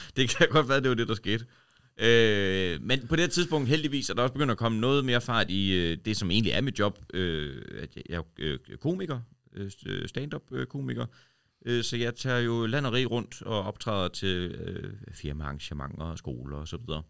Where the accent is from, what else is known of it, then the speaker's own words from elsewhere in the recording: Horsens, Central Denmark Region, Denmark; now in Copenhagen, Denmark; var jeg hele vejen over øh, hjemme i Horsens